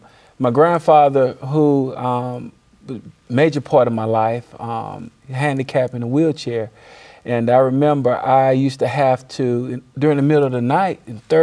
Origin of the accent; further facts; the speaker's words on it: New Orleans, Louisiana, United States; also born or lived in Bassfield, Mississippi; now in Hattiesburg, United States; So I grew up half my life in New Orleans, half my life in Bassfield, Mississippi.